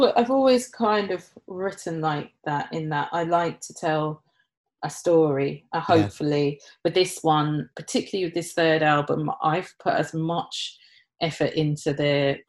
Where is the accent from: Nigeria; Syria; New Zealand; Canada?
Nigeria; where I was born in Nigeria, yeah. And our tribe and our beliefs.